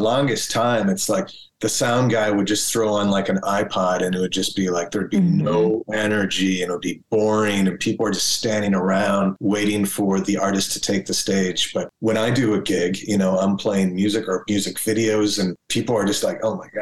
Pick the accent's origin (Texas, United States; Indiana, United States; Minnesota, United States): Minnesota, United States; born or raised there